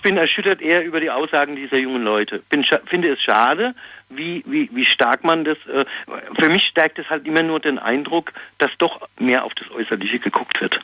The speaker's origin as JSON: {"language": "German", "town": "Ludwigshafen", "region": "Rhineland-Palatinate", "country": "Germany", "said": "Aus Ludwigshafen"}